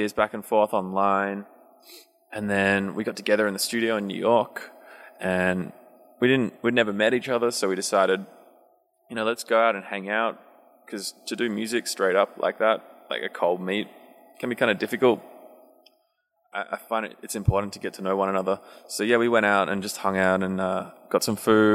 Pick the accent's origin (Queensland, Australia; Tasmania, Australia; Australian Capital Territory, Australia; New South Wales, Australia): New South Wales, Australia; Sydney; I'm from Sydney